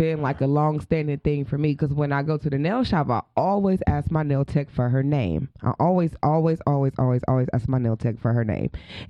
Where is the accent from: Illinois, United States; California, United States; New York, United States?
California, United States; where are you from? I'm like, California.